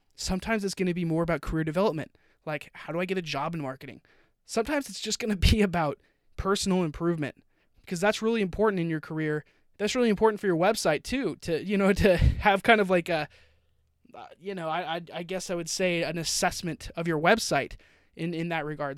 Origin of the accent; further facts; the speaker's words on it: Utah, United States; also born or lived in Florida / California; now in Austin, United States; I grew up in Utah, moved to Florida, moved to California. Now I'm in Texas.